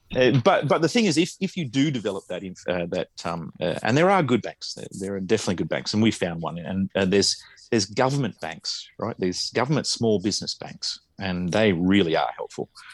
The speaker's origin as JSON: {"language": "English", "country": "Australia", "moved": "yes", "lives_now": "Japan", "said": "I'm Australian"}